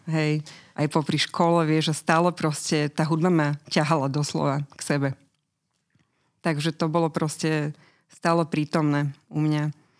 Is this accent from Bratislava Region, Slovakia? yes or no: yes; Bratislava, Bratislava Region, Slovakia; moved away as an adult; narodila som sa v Bratislave.